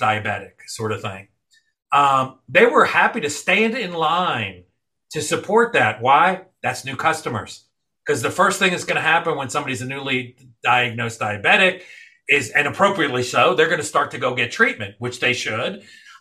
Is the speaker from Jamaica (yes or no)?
no; New York City, New York, United States; moved away; I grew up, I was born in New York City. I grew up with my mom, rest her soul, you know, sharing that New York slice